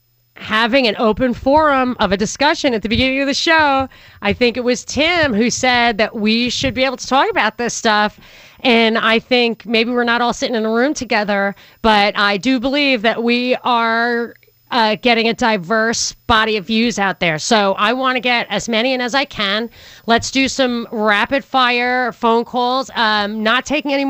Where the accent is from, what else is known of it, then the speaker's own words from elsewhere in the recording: New York, United States; as a New Yorker